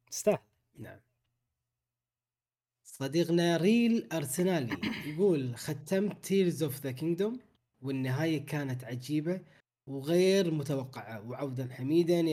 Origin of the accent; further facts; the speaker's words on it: Bahrain; الخير نسخه الفيزيكال للحين ما وصلت عندنا في البحرين